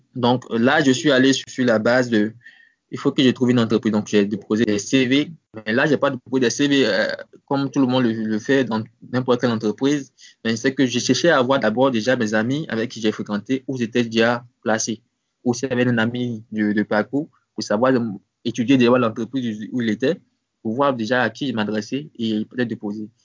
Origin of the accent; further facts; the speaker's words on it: Côte d’Ivoire; also born or lived in Abidjan; c'était ma ville natale, Sobré